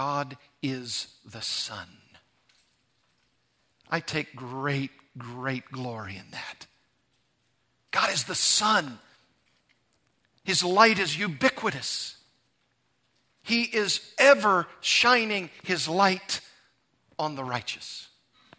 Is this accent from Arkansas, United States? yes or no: yes; Arkansas, United States; now in California, United States; I went from Missouri to Arkansas, my home state